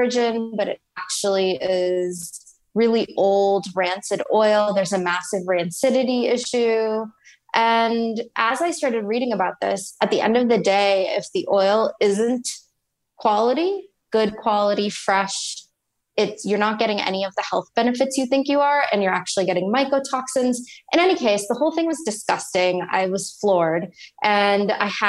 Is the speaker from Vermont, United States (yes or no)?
no; Texas, United States; moved away as an adult; also born or lived in New York; I grew up in Texas, moved to New York, finished up undergrad at NYU